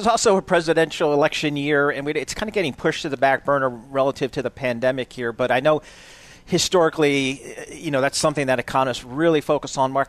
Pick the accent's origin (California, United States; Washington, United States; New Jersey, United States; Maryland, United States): New Jersey, United States; accent: Jersey; Maybe it's just my Jersey accent, maybe.